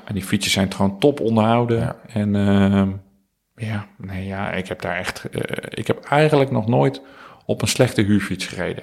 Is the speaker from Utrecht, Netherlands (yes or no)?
yes; Houten, Utrecht, Netherlands; now in Soest, Netherlands; ik ben opgegroeid in Utrecht, of uh, in Houten en daarna gaan studeren in Utrecht. Dus, en nu woon ik in Soest